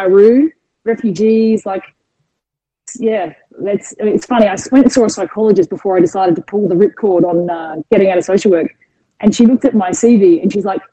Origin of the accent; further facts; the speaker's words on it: Adelaide, South Australia, Australia; moved away as an adult; also born or lived in Arizona / United Kingdom; now in Melbourne, Australia; born and raised in Adelaide